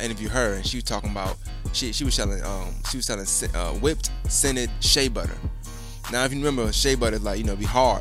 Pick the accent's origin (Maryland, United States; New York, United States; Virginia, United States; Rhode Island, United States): New York, United States; I'm from New York